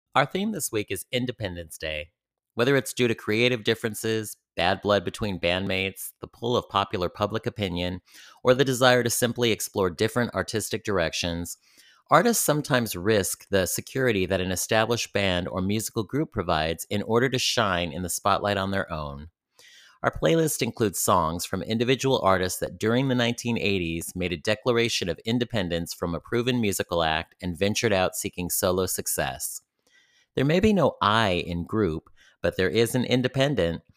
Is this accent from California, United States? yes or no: yes; San Francisco Bay Area, California, United States; Growing up in the San Francisco Bay Area